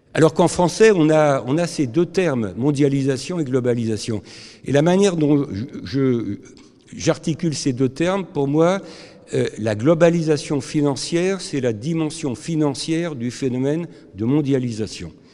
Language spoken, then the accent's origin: French; France; je suis français